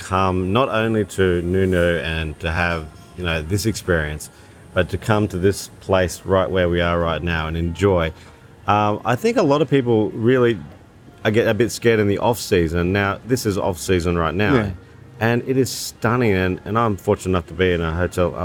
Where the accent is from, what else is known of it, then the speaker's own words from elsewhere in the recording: Australia; as a local, as an Australian